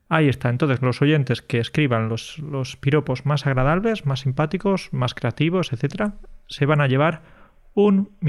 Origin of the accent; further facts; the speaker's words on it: Andalusia, Spain; los andaluces somos exagerados.